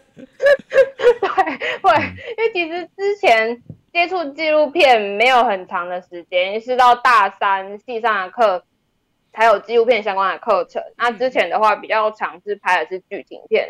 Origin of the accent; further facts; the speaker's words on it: Tainan, Taiwan; moved away as an adult; also born or lived in Taichung; 我其实是在台南长大的，然后是大学的时候才到台中念传播科系